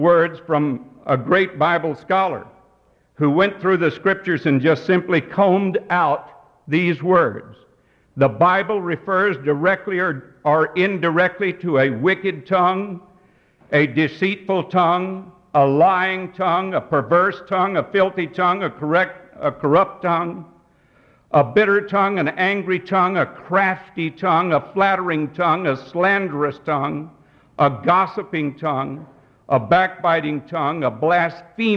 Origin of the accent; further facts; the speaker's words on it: Texas, United States; I grew up out in Texas